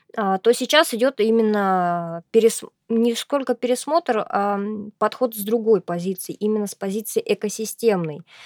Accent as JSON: {"language": "Russian", "town": "Astrakhan", "region": "Astrakhan Oblast", "country": "Russia", "tie": "born or raised there", "said": "я являюсь коренной астраханкой, и выросла, родилась и выучилась я здесь"}